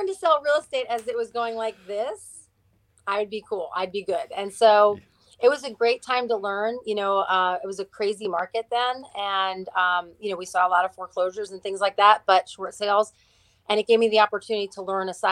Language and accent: English; New Jersey, United States; now in Stafford County, Virginia, United States; I am from New Jersey